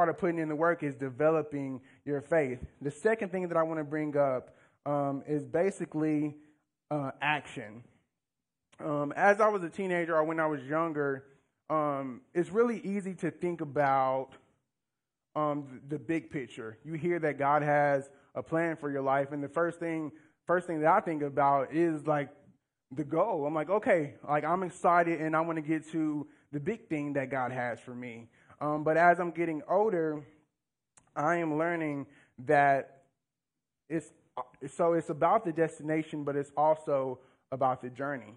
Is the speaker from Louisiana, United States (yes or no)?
yes; Louisiana, United States; moved away as an adult; now in Northwest Arkansas, United States; I'm not from here. I'm from Louisiana. And so I moved here around 3.5-4 years ago.